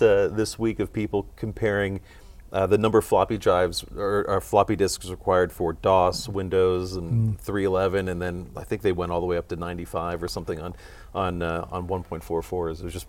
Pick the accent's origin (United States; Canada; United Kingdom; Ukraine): United States; Cincinnati, Ohio; So I'm from Cincinnati. We got Kroger, we got Macy's